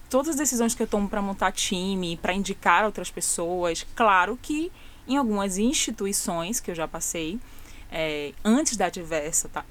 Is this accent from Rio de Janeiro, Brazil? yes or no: no; Boca do Rio, Bahia, Brazil; Eu sou da Boca do Rio